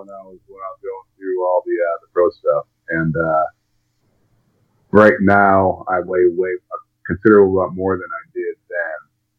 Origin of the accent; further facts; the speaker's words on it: Woodstock, New York, United States; moved away as an adult; also born or lived in Brookfield, Connecticut; now in Nashville, United States; I grew up in Woodstock, New York, so we were outside a lot.